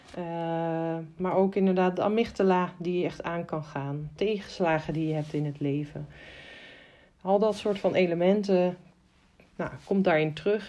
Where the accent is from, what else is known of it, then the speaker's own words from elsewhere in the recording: Amersfoort, Utrecht, Netherlands; ik kom uit Amersfoort